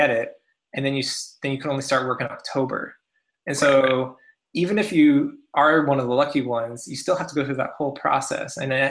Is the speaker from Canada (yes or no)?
yes; Canada; now in United States; as a Canadian myself, working in the U.S.